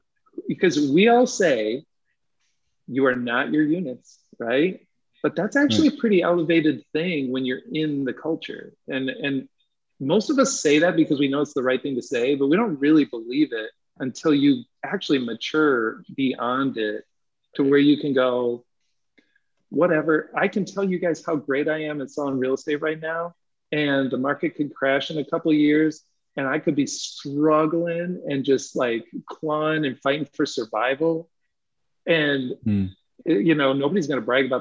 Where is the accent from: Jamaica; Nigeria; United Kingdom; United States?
United States; Clinton; moved away; I'm from Clinton.